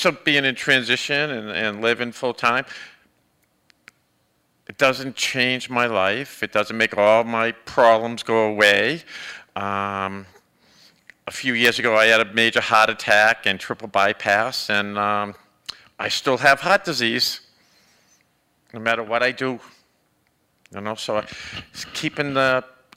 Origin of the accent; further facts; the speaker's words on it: Boston, Massachusetts, United States; moved away; back when I was in my teens, and I come from Boston